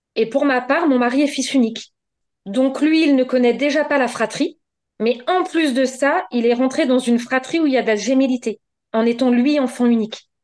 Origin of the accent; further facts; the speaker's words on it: Normandy, France; je suis normande, j'habite à Tuissignol euh, un petit village dans le département de l'Eure